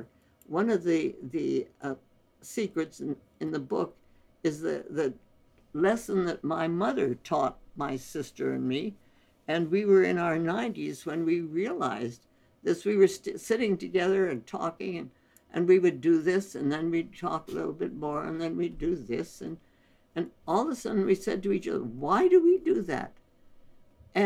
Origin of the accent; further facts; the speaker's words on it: India; moved away; we were born and raised in India